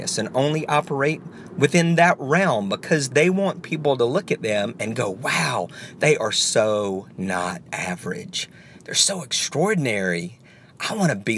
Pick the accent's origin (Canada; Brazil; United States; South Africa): United States; the South; I'm from the South